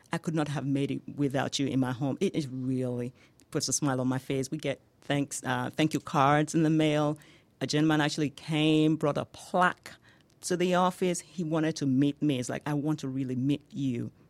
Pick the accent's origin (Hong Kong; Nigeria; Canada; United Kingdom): Nigeria; accent: Nigerian; moved away as an adult; now in United States; you can hear my accent, right? Yes. Yeah, that is from Nigeria.